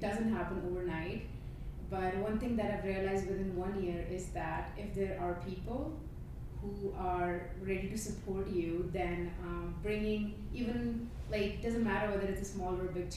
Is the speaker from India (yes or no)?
yes; India; moved away as an adult; now in Calgary, Canada; I'm from India. I came to Canada in September 2018